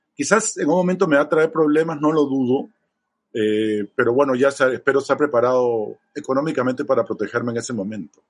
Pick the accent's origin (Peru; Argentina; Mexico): Peru; also born or lived in Chile; De viaje como peruano